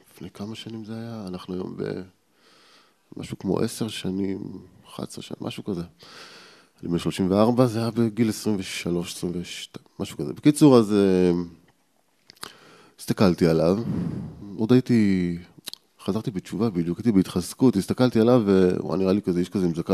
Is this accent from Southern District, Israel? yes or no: no; Ariel, Judea and Samaria, Israel; also born or lived in Petah Tikva / Jerusalem; אבל גדלתי באריאל, זאת אומרת, מגיל 6-7 אה, גדלתי באריאל. אני אריאלי במקור.